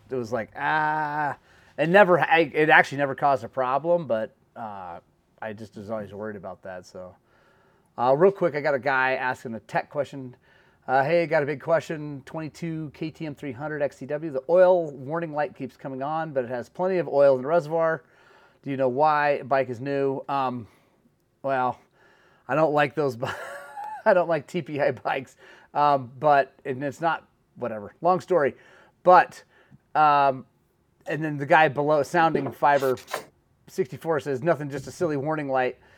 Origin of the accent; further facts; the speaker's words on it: Oklahoma, United States; moved away; I'm from Oklahoma